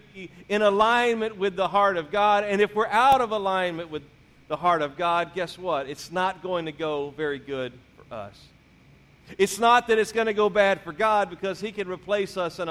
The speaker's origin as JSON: {"language": "English", "region": "Louisiana", "country": "United States", "tie": "born or raised there", "also_born_or_lived": "Mississippi", "moved": "yes", "said": "I was born in Mississippi, raised in Louisiana"}